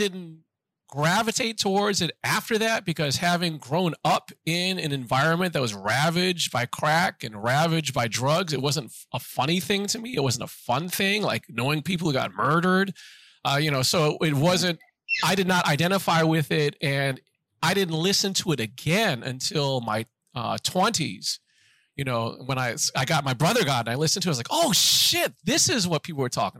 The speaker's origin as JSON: {"language": "English", "town": "Washington", "region": "District of Columbia", "country": "United States", "tie": "born or raised there", "said": "I grew up in Washington, D.C., and my parents kept the house, but moved out to the suburbs"}